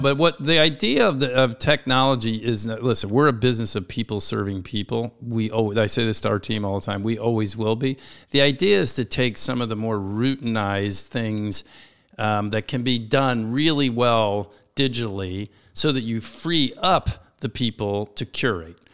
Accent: Washington, District of Columbia, United States; This is my hometown. I was born and raised here

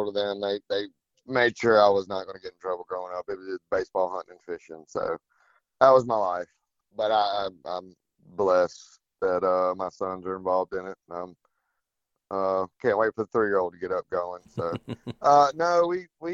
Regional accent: South Florida, United States; now in Fort Morgan, United States; Growing up in South Florida too, my mom's family down there

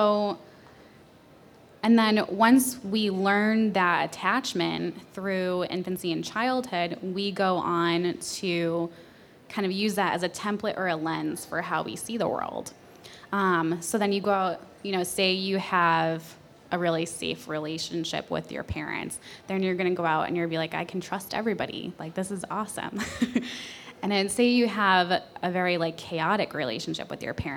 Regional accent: New Hampshire, United States; moved away; also born or lived in Colorado; I'm from New Hampshire. I got my master's in Colorado. I just moved here

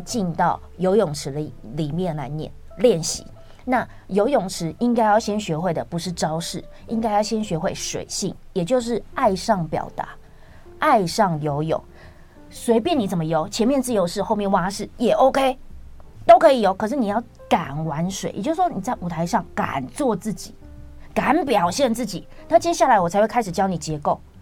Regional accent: Taiwan; 但我们台湾的小孩不是

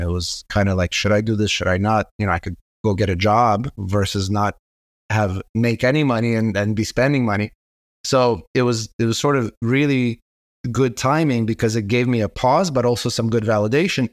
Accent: Israel; also born or lived in Kazakhstan; I immigrated to Israel when I was nine

